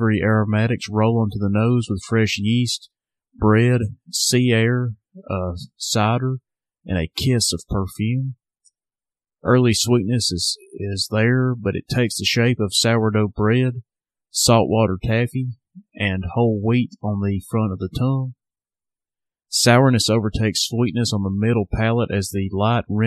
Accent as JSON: {"language": "English", "town": "Sheffield", "region": "Alabama", "country": "United States", "tie": "born or raised there", "said": "Southern Package, my hometown craft beer shop"}